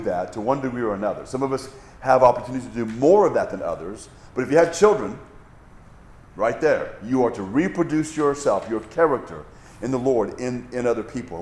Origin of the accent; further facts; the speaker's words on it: Hawaii, United States; I grew up in Hawaii, lots of waterfalls